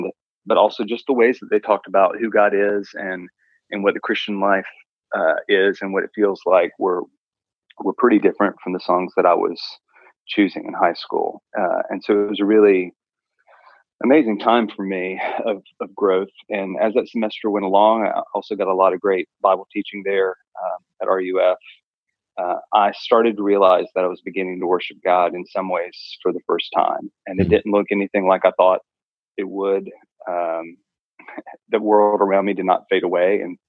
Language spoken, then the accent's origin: English; Chile; So I grew up in Chile for a lot of my formative years.